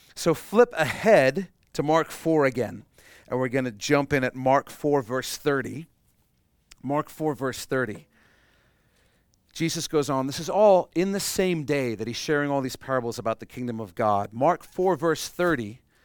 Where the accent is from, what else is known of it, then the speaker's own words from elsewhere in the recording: Canada; we're Canadian